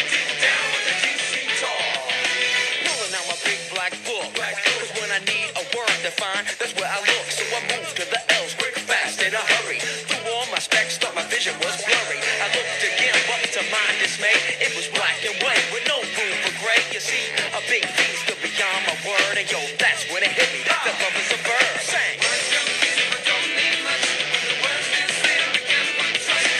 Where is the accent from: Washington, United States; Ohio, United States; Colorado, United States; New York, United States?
Ohio, United States; Cleveland; born or raised there